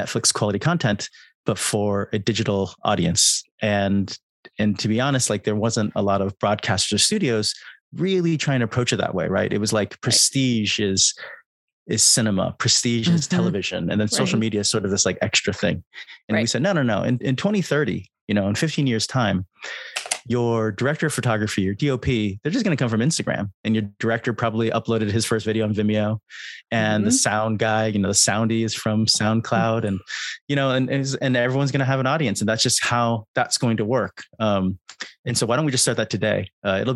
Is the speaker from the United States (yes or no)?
yes; California, United States; now in United Kingdom; I'm from California, I'm based in the UK.